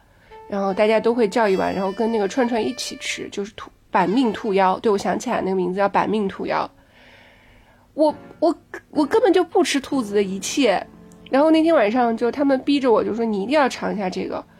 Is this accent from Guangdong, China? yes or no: no; Shanghai, China; 哎，我上海人啊。